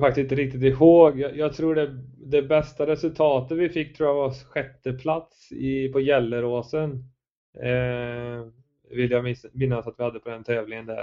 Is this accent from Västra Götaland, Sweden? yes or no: yes; Värsås, Västra Götaland, Sweden; moved away as an adult; also born or lived in Skövde; now in Gothenburg, Sweden; jag är uppväxt från början i Värsås utanför Skövde